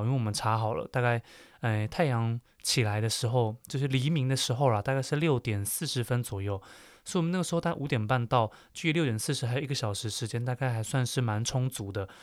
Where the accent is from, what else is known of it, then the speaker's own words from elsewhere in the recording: Taiwan; 身为台湾人的我们呢